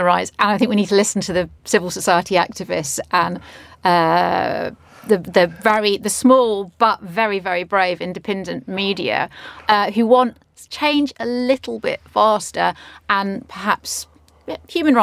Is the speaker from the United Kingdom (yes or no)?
yes; United Kingdom; as a British person